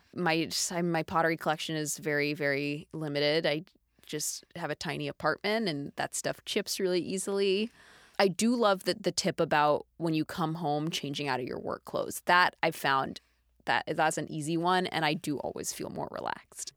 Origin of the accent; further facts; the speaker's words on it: Dallas, Texas, United States; I grew up in Dallas, Texas